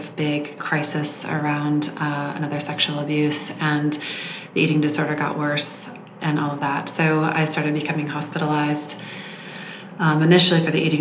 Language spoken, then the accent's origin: English; Southern California, United States; I grew up in Southern California